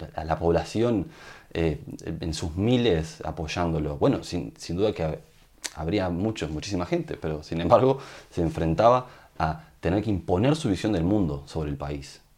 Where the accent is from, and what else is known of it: Uruguay